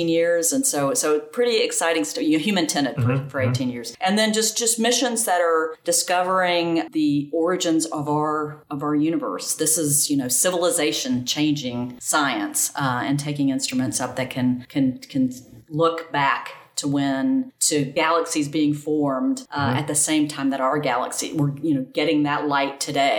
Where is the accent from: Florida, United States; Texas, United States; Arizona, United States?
Florida, United States; Gainesville; now in Dallas, United States; I grew up in Gainesville, Florida